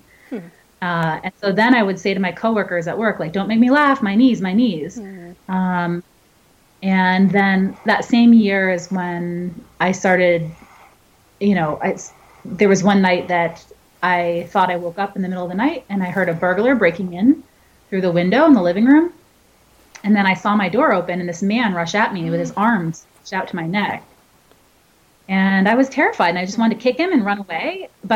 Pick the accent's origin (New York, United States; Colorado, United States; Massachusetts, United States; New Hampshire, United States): New Hampshire, United States; now in Los Angeles, United States; I'm from New Hampshire. I grew up with snow.